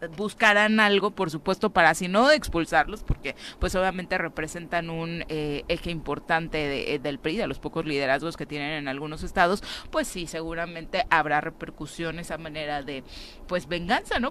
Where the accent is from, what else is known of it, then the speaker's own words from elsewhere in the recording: Mexico; nosotros también como mexicanos